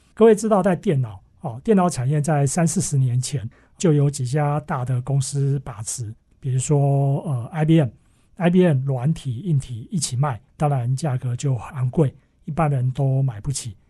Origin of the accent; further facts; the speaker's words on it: Taiwan; 我们从台湾，哈，我们是台湾的公司